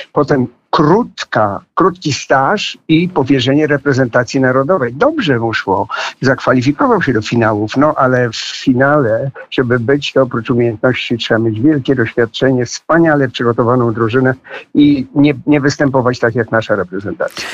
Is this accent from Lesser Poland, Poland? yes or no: no; Podlaskie Voivodeship, Poland; Ja się urodziłem na Podlasiu w e, e, Polsce